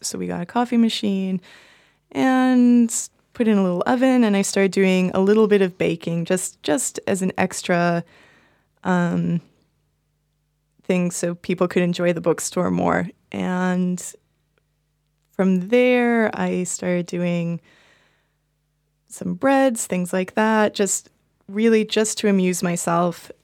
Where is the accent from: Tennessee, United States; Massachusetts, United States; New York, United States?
Massachusetts, United States; Boston; now in Berlin, Germany; I'm from Boston